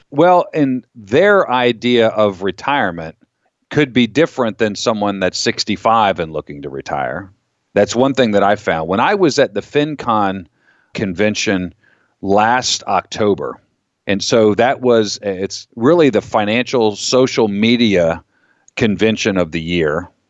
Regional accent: Florida, United States; now in Pennsylvania, United States; I grew up in Florida

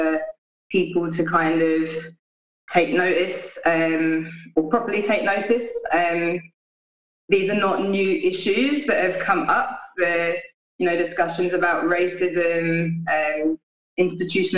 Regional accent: London, United Kingdom; now in Glasgow, United Kingdom; I'm based in Glasgow now, but I'm from London originally.

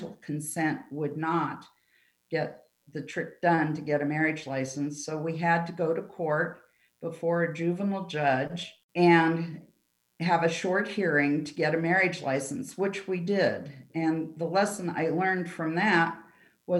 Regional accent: Cleveland, Ohio, United States; also born or lived in Sandusky, Ohio; now in Pueblo, United States; I was raised in the west suburbs of Cleveland

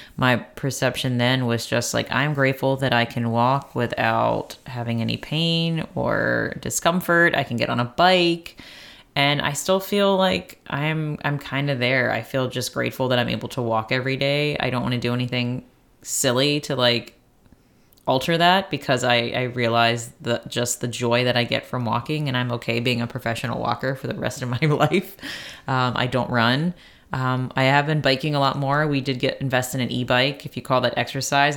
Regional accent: Baltimore, Maryland, United States; moved away; I basically grew up there with my grandparents and all

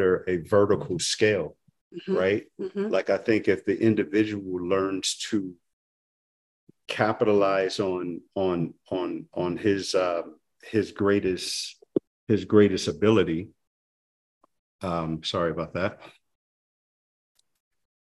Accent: New Orleans, Louisiana, United States; now in Atlanta, United States; I'm from New Orleans, mm-hmm. and I've been fortunate to have grown up in a city

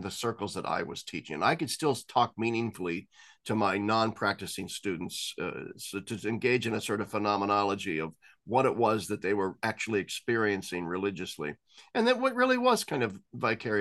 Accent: United States; as an American

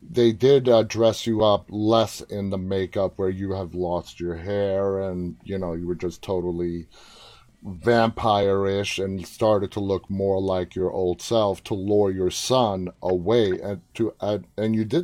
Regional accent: Toronto, Ontario, Canada; Toronto. My hometown.

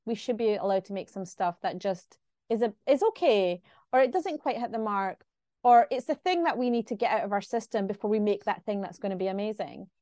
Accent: Glasgow, Scotland, United Kingdom; I'm from Glasgow

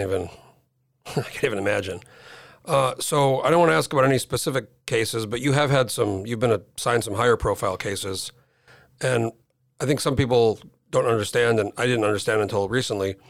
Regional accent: New Mexico, United States; now in Alaska, United States; I grew up in New Mexico. I moved here in oh four

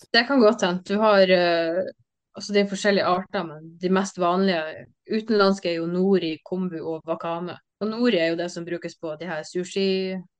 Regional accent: Bodø, Nordland, Norway; also born or lived in Sandhornøya; Jeg er født og oppvokst i Bodø

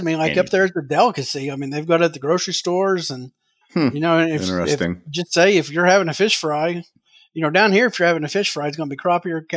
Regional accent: Southern Illinois, United States; growing up in Southern Illinois

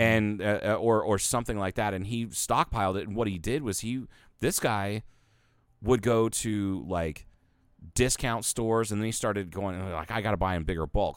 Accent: Ohio, United States; moved away; I lived in Ohio for all those years

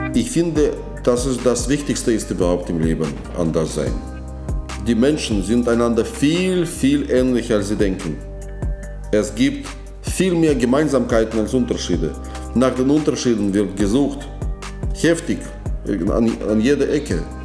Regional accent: Moscow, Russia; German is a second language; moved away as an adult; now in Germany; Ich komme aus Moskau. Ja, meine Heimatstadt

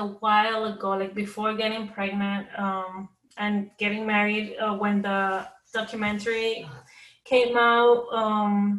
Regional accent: New York City, New York, United States; we're from Queens, New York

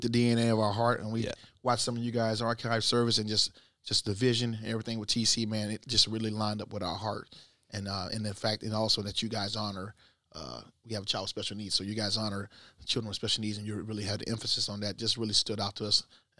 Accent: Pensacola, Florida, United States; moved away as an adult; also born or lived in Italy / Germany / Virginia / California; I'm from Pensacola. Left here in 99, went to the military after serving in Vicenza, Italy, Hanau, Germany, and back at Fort Eustis, Virginia

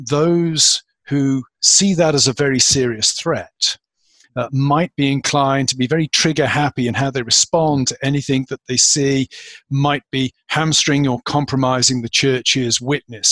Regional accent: United Kingdom; born or raised there; moved away as an adult; now in United States

